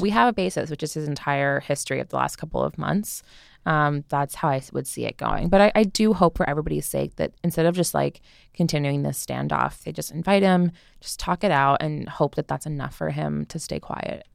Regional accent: New Jersey, United States; I'm from New Jersey

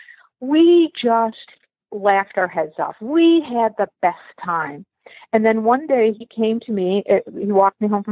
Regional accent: Buffalo, New York, United States; moved away as an adult; also born or lived in Dublin, Ireland / Long Island, New York; now in Michigan, United States; I was born in Dublin, Ireland, and adopted into a family in Buffalo, New York. I grew up in Buffalo.

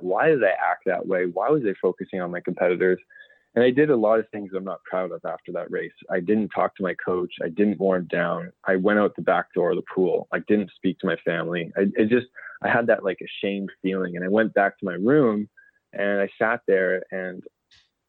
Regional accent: Ancaster, Ontario, Canada; I was working with a school in my hometown in Ancaster, Ontario

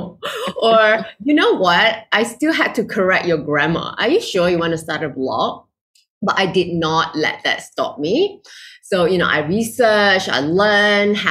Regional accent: Malaysia; moved away as an adult; now in Singapore; I'm originally from Malaysia, living in Singapore

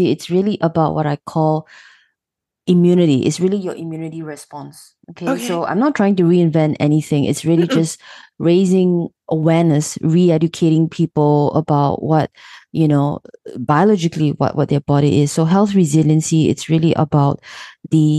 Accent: Singapore; I'm actually born and raised in Singapore

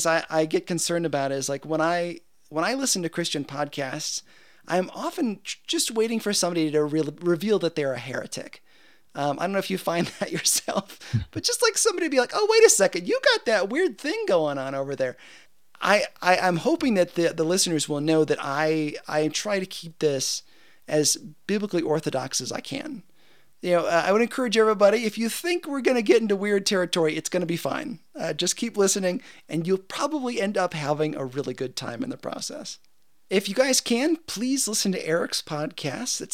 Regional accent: United States; I'm an American and I am super thankful to be an American

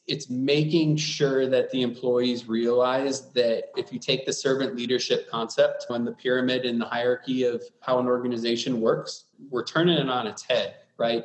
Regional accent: Wisconsin, United States; now in Arizona, United States; I'm from Wisconsin initially. Everyone is pretty nice and, and wired to show you that Midwestern hospitality

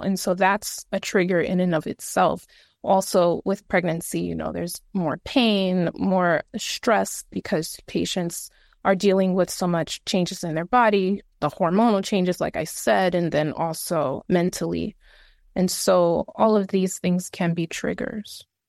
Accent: New York City, New York, United States; I am originally from the Bronx

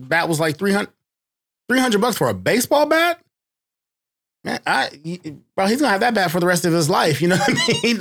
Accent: Seattle, Washington, United States; also born or lived in Eastern Oregon / Kirkland; a black kid growing up in Seattle

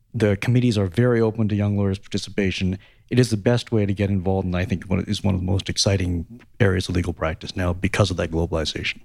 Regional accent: Canada; as a Canadian member

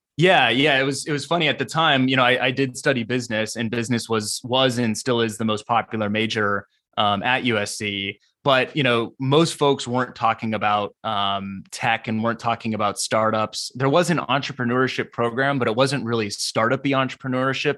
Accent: San Diego, California, United States; I grew up in Southern California, specifically the San Diego area

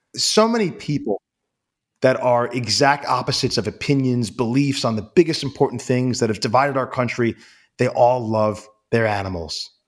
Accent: New York City, New York, United States; I grew up in, in New York City

